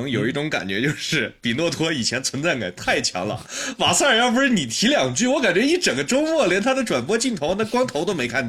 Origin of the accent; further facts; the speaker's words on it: Xinjiang, China; 而且我是新疆人嘛，所以我们从小就看着那个打广东，那易建联就是打不过，我们新疆队就是打不过广东